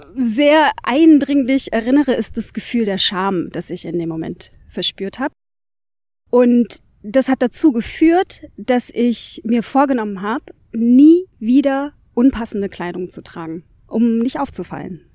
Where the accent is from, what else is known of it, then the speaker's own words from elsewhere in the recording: Nuremberg, Bavaria, Germany; ich bin geboren und aufgewachsen in Nürnberg, in Franken